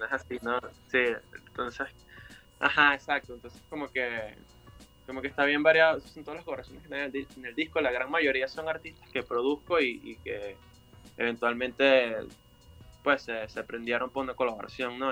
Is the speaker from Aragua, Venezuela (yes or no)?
no; Punta de Mata, Monagas, Venezuela; also born or lived in Valencia, Venezuela; now in Mexico City, Mexico; yo soy de Monagas, este, y lo que pasa es que viví, estudié en la Universidad de Carabobo